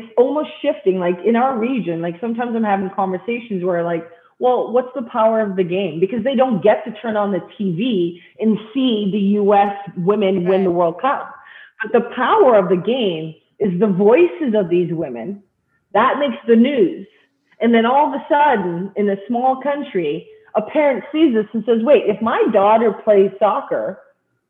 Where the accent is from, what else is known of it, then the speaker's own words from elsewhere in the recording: Canada; I'm Canadian